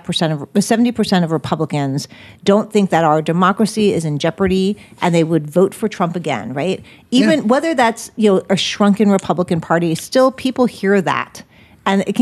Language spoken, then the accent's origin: English; Massapequa, New York, United States; I grew up in Massapequa.